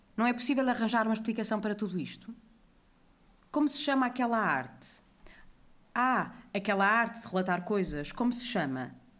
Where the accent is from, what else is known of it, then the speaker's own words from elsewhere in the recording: Porto, Norte, Portugal; eu também sou do Porto